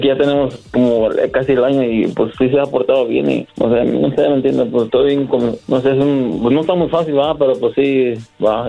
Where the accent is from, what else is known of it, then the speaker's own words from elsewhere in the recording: Querétaro, Mexico; yo soy de Querétaro